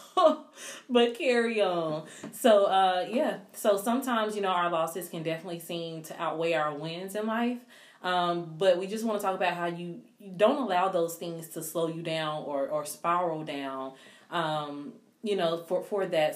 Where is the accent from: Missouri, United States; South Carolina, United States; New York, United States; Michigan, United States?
South Carolina, United States; I was from South Carolina